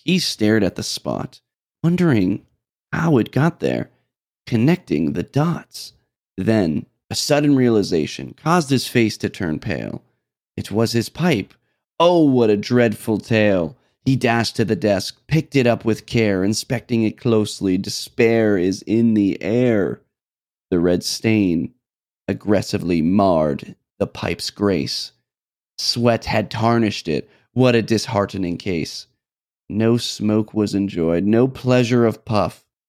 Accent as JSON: {"language": "English", "region": "New Hampshire", "country": "United States", "moved": "yes", "said": "I'm from New Hampshire, where we have no sales tax"}